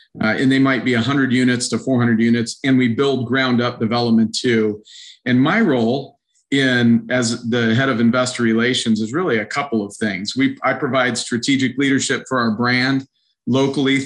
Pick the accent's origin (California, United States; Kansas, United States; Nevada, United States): Nevada, United States; Reno; moved away as an adult; now in Omaha, United States; I grew up in Reno, Nevada